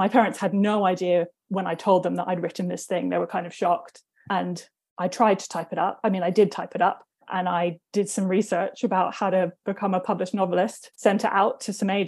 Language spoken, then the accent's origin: English; London, United Kingdom; I grew up in Northwest London, so technically Cricklewood